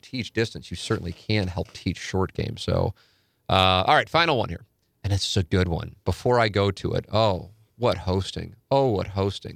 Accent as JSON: {"language": "English", "town": "St. Louis", "region": "Missouri", "country": "United States", "tie": "born or raised there", "said": "I grew up in South Saint Louis"}